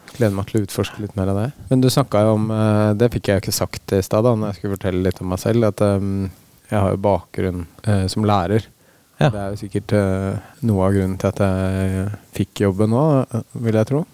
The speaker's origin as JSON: {"language": "Norwegian", "region": "Oslo", "country": "Norway", "moved": "as an adult", "lives_now": "Hokksund, Norway", "said": "jeg er fra Oslo opprinnelig"}